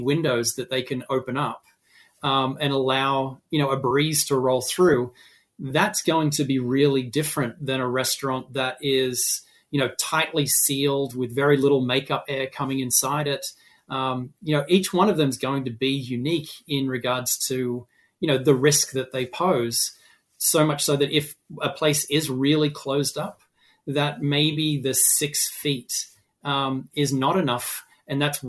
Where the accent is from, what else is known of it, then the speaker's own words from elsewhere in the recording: Australia; now in Massachusetts, United States; I am an Australian